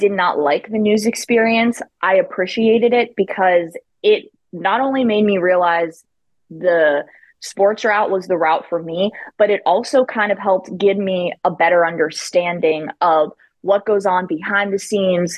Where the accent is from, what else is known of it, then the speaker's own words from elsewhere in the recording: Northern Panhandle, West Virginia, United States; I'm from the state of West Virginia. I'm from the Northern Panhandle, which is like an hour and a half north from here, just outside of Pittsburgh as well.